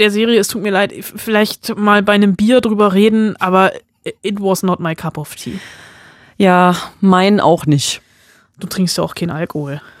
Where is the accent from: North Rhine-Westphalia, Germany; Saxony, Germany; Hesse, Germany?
North Rhine-Westphalia, Germany; Bonn; born or raised there